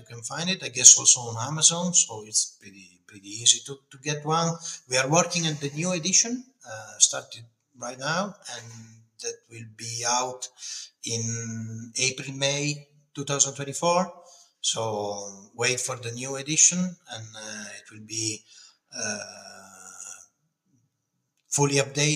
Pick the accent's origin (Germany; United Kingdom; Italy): Italy; Piedmont